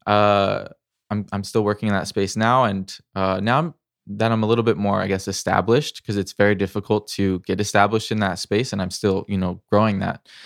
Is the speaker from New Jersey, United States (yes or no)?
no; Missouri, United States; I grew up in the Midwest, Missouri